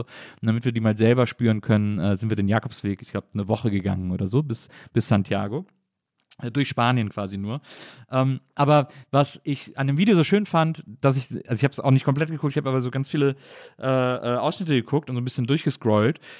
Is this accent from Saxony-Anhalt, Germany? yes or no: no; Cologne, North Rhine-Westphalia, Germany; now in Berlin, Germany; ich komme ja aus Köln oder so aus der Ecke von Köln